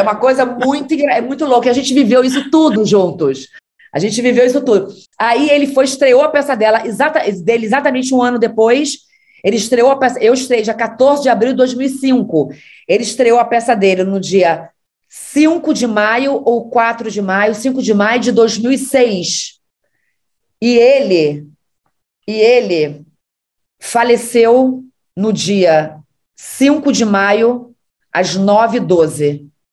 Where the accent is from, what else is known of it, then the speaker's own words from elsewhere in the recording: Macaé, Rio de Janeiro, Brazil; sou de Macaé